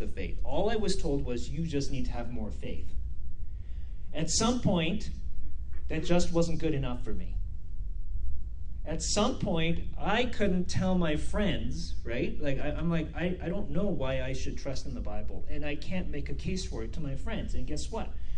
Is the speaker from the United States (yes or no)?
no; South Korea; also born or lived in Vancouver, Canada / Abbotsford, Canada; now in Spruce Grove, Canada; Where I come from South Korea